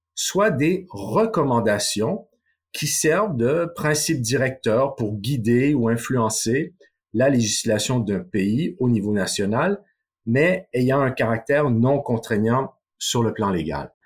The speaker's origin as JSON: {"language": "French", "country": "Canada", "moved": "yes", "said": "mon pays d'origine, le Canada"}